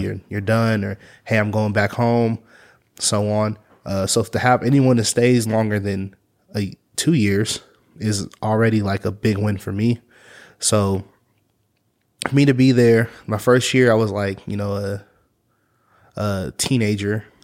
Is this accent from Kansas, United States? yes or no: yes; Topeka, Kansas, United States; I'm from Topeka